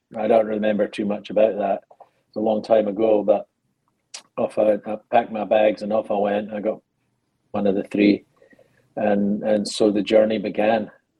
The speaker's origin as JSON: {"language": "English", "town": "Penicuik", "region": "Scotland", "country": "United Kingdom", "tie": "born or raised there", "moved": "yes", "said": "as you probably gathered from the accent, I am not from the United States or Alabama. I'm from a little town called Pennycook in Scotland, just outside Edinburgh. And I grew up in a relatively tough working class town in Scotland"}